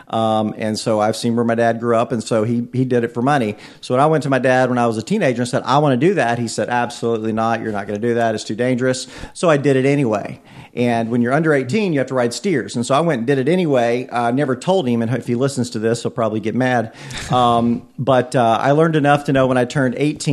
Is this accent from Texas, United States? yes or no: yes; Bay City, Texas, United States; moved away as an adult; also born or lived in Monroe, Louisiana; now in Brownsburg, United States; originally from Bay City, Texas, a little town on the Gulf Coast